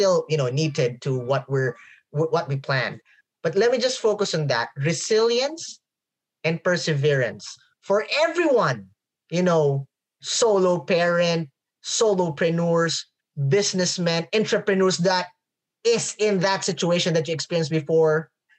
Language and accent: English; United States; coming from, I'm an American, so...